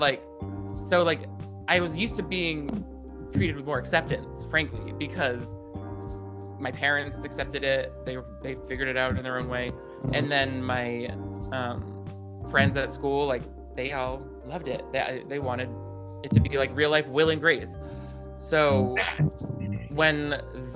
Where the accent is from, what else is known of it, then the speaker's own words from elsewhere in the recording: Nashua, New Hampshire, United States; moved away as an adult; also born or lived in New York; now in California, United States; I grew up in Nashua, New Hampshire, which is like right on the border of Massachusetts and really close to Boston.